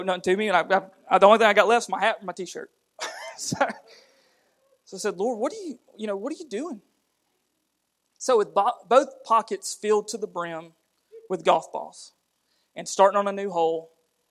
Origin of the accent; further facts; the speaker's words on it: United States; accent: redneck; we're as redneck as you get. You know, we're from Blount County